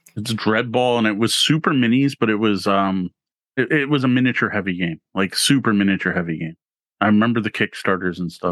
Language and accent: English; Canada; being Canadian